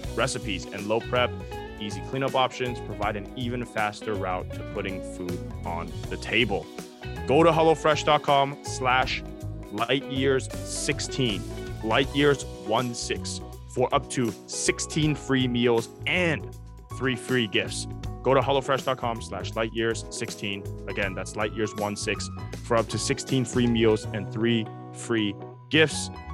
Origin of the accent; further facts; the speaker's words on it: Bay Area, California, United States; I'm from the Bay Area